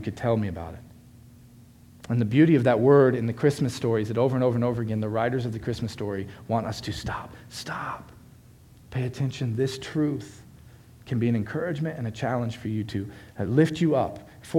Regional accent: Florida, United States; moved away; I'm from Florida

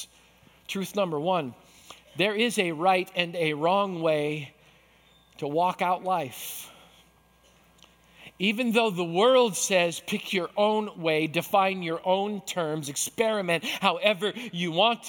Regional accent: Manitoba, Canada; I grew up in Manitoba.

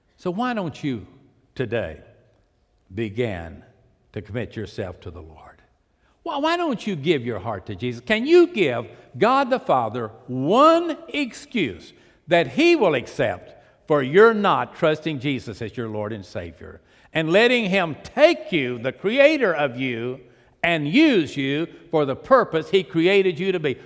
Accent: Pasadena, Texas, United States; I was raised on the port. I was raised in Pasadena.

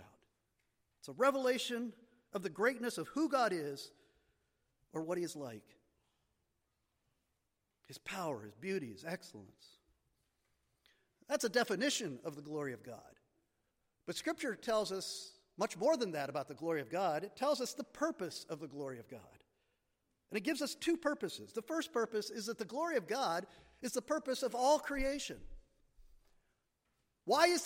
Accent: Marienville, Pennsylvania, United States; I grew up in Marionville, Pennsylvania

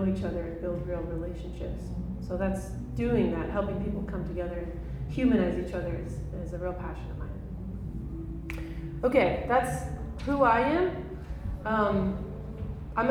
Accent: San Diego, California, United States; also born or lived in Honduras; I'm from San Diego, North County

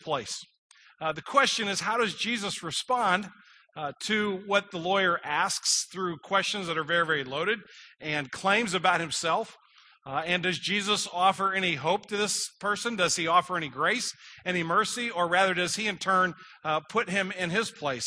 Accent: United States; I'm an American citizen

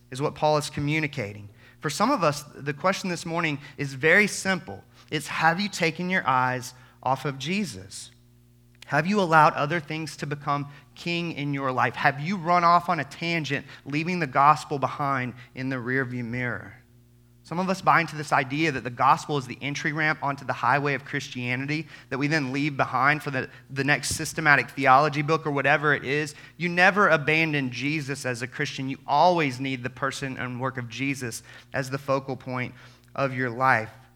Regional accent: Albany, Georgia, United States; I grew up in the Bible Belt, like many of you, deep South Georgia, Albany, Georgia

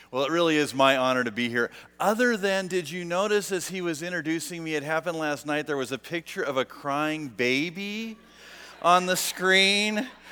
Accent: United States; being American

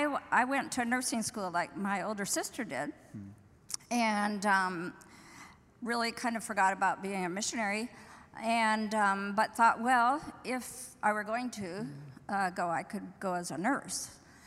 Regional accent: Northwest Washington, United States; also born or lived in Midwest, United States; I grew up in the Midwest and then Northwest Washington.

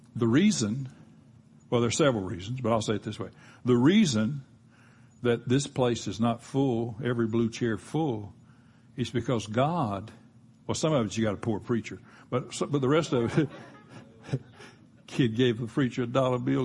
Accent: Gulf Coast, United States; I grew up on the Gulf Coast

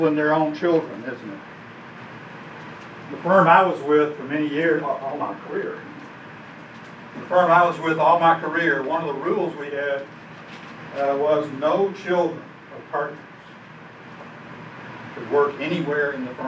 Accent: Alabama, United States; when I was growing up in Alabama

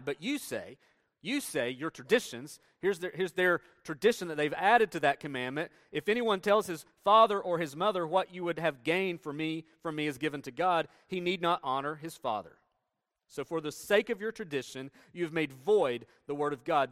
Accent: Tennessee, United States; moved away as an adult; I grew up in Tennessee

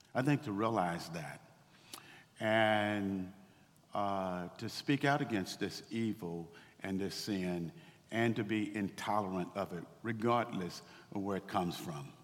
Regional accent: Waco, Texas, United States; I grew up in Waco, Texas uh, in the 1960s

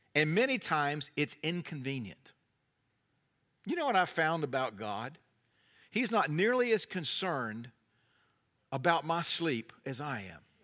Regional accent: North Carolina, United States; I'm from North Carolina

